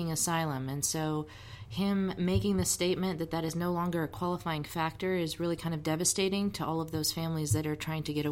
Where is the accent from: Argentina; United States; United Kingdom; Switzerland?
Switzerland; born there; And it's funny because I was born in Switzerland. I'm a dual national